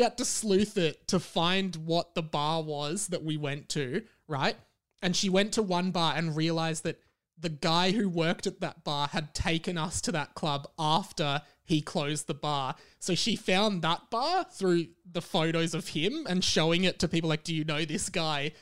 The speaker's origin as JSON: {"language": "English", "town": "Melbourne", "region": "Victoria", "country": "Australia", "tie": "born or raised there", "said": "I grew up in Kew."}